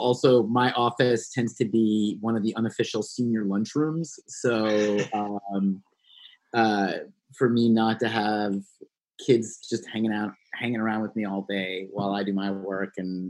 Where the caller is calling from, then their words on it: Philadelphia, Pennsylvania, United States; Well, I'm sitting at my kitchen table right now, which has been my makeshift office here in Philadelphia.